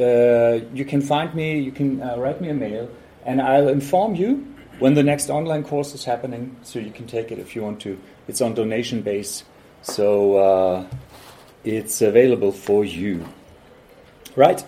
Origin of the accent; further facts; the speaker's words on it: Hamburg, Germany; I'm from Hamburg, Germany.